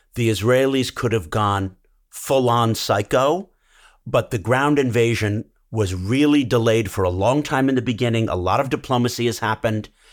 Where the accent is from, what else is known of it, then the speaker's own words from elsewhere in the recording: United States; proud as an American